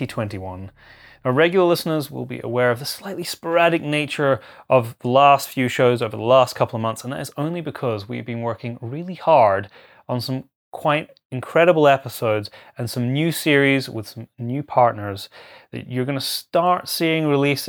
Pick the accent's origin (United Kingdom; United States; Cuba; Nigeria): United Kingdom; my home country of the UK